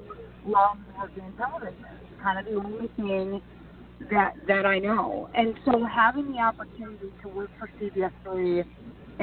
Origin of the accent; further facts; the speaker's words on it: Minnesota, United States; moved away as an adult; also born or lived in Philadelphia; I was born and raised in Minnesota